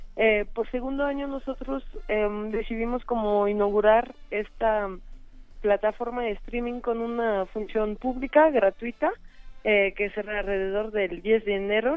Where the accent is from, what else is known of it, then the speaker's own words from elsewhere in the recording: France; now in Mexico; soy una mujer francesa